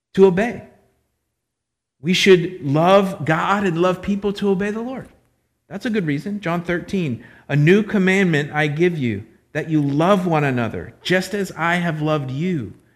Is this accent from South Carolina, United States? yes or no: no; Florida, United States; I'm from Florida